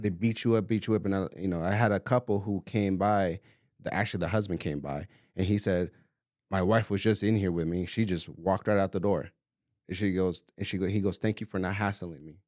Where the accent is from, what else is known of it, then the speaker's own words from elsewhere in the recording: California, United States; moved away as an adult; now in Arizona, United States; I'm originally from California. I moved over here four years ago.